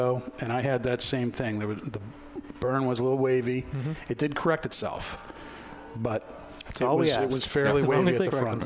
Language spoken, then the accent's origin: English; Massachusetts, United States; Growing up in Massachusetts